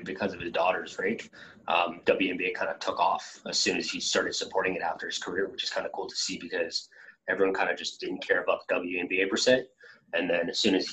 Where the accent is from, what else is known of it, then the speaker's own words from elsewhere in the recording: Philippines; moved away; I grew up in the Philippines